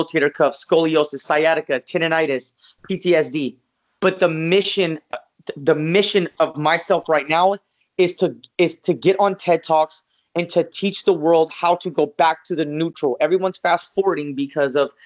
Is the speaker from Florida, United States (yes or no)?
no; Las Vegas, Nevada, United States; I was born and raised in Las Vegas, Nevada